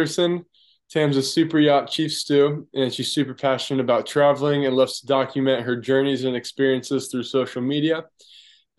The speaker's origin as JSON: {"language": "English", "country": "United States", "said": "I'm from America"}